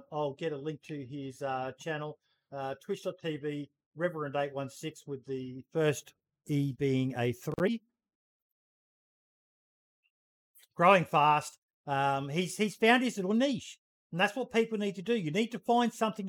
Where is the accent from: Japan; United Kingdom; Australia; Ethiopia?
Australia; I'm an Aussie.